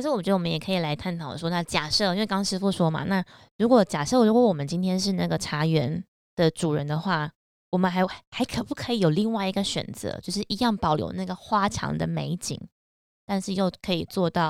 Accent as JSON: {"language": "Chinese", "area": "village next to Zhongliao", "region": "Nantou County", "country": "Taiwan", "tie": "born or raised there", "said": "南投中寮，算是我，我的家乡的隔壁村"}